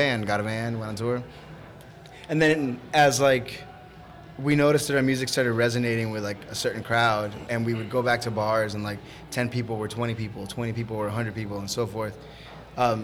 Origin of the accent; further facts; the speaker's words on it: the South, United States; I grew up in the South.